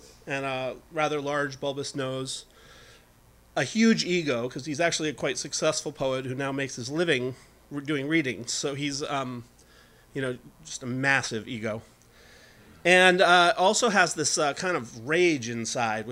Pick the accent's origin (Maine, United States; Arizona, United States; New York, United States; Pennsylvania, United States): New York, United States; Saranac Lake; Saranac Lake, my hometown, up in the Adirondack Mountains